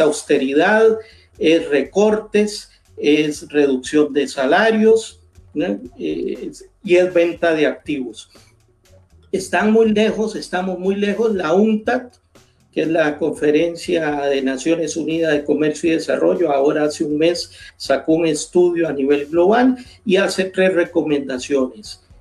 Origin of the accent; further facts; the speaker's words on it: Costa Rica; mi país